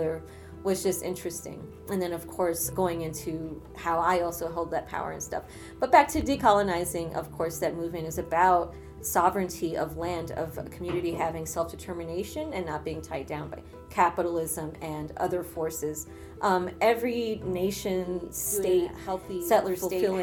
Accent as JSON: {"language": "English", "country": "United States", "tie": "born or raised there", "also_born_or_lived": "Ecuador (ancestry)", "lives_now": "New York, United States"}